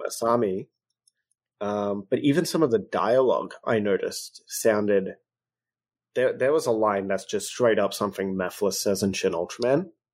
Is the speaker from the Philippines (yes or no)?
no; Australia; I'm very Australian